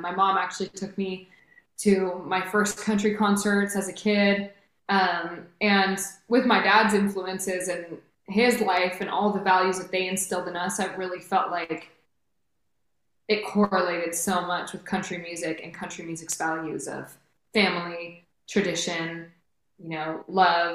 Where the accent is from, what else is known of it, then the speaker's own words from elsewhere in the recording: Redwood City, California, United States; I grew up born and raised in Redwood City, California